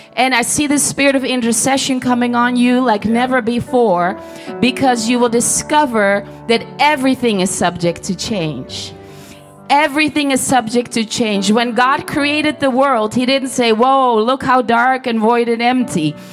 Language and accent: English; Netherlands; I'm from Holland.